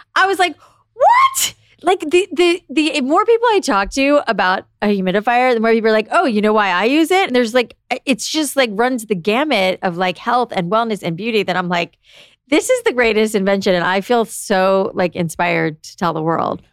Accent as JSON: {"language": "English", "region": "South Florida", "country": "United States", "tie": "born or raised there", "moved": "yes", "said": "I grew up in South Florida"}